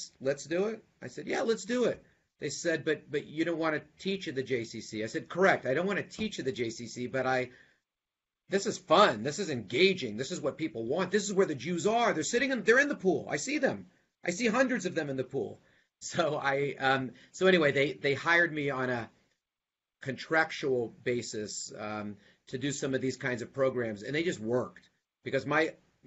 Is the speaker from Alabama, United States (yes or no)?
yes; Huntsville, Alabama, United States; also born or lived in Birmingham, Alabama; now in Atlanta, United States; I'm a Southern boy, so being in the South, I was born in Huntsville